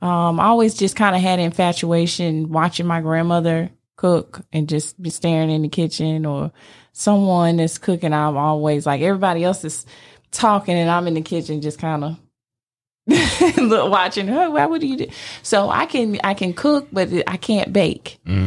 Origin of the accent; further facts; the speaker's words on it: Virginia, United States; I grew up on the East Coast in Virginia. So we would go to Norfolk, Virginia Beach